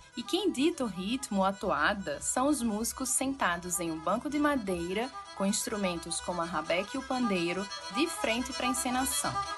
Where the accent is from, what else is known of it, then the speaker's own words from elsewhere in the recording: Pernambuco, Brazil; mesmo sendo pernambucana